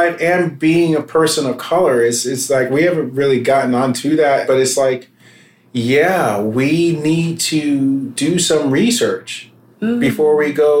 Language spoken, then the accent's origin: English; United States; we as a people in America, as African Americans